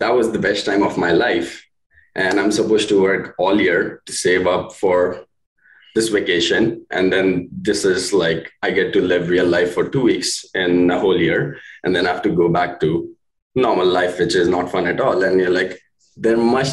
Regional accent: India; moved away as an adult; now in Canada; we're from India. We were born filthy rich

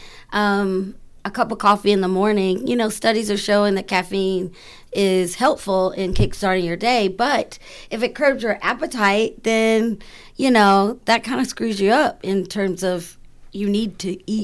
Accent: the South, United States; I'm from the South

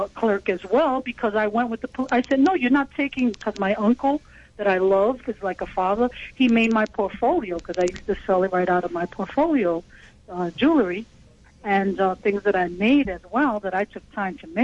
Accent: New York, United States; from the Bronx

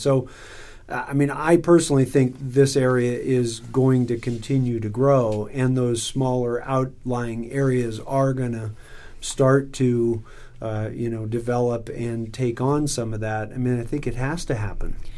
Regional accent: Northern California, United States; moved away as an adult; now in Reno, Nevada, United States; I grew up in California

